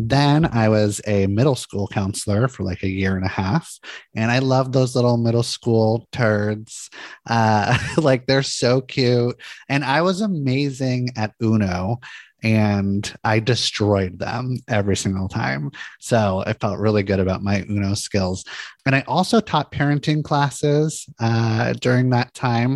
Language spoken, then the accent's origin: English; Santa Monica, California, United States; I grew up in Santa Monica, California, really pretty beach town